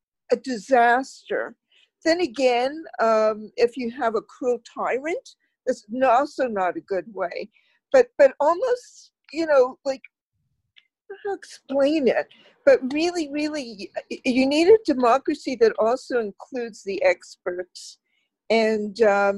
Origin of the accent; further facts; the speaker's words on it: Canada; as a Canadian